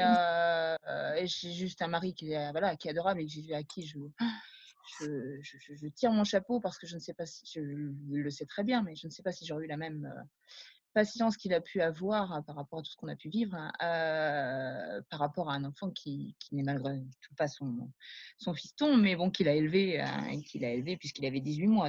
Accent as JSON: {"language": "French", "town": "Rennes", "region": "Brittany", "country": "France", "also_born_or_lived": "Paris", "moved": "as an adult", "said": "je suis rennaise, pure souche"}